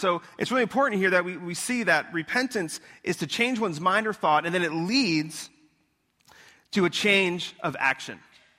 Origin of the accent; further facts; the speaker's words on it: Florida, United States; also born or lived in Long Island, New York; I was born in Long Island. I moved down here in Florida when I was 10. So I feel like I'm a Floridian, not a New Yorkian, if that's a word.